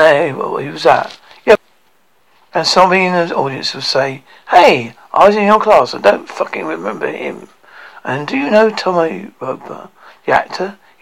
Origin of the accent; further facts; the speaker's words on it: Glasgow, Scotland, United Kingdom; I usually don't enjoy performing Glasgow very much. It's because it's my hometown, which is really difficult when you're a comedian, because you can't lie about your hometown.